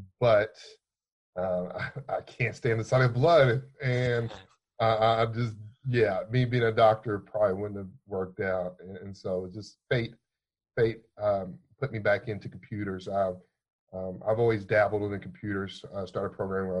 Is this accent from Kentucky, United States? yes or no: yes; Louisville, Kentucky, United States; Born and raised in Louisville, Kentucky. This is where I called home for my entire life, it seems